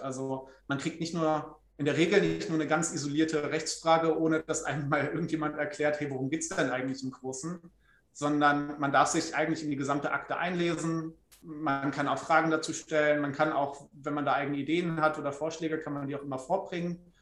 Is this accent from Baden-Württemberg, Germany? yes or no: no; Trier, Rhineland-Palatinate, Germany; moved away as an adult; also born or lived in Freiburg; ich komme aus Trier gebürtig, habe dann natürlich mein Abi dort gemacht